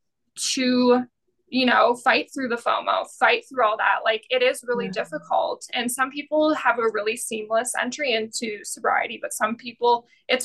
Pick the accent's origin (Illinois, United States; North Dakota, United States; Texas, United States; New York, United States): North Dakota, United States; Fargo; especially from my hometown in Fargo, because there's such a big drinking culture here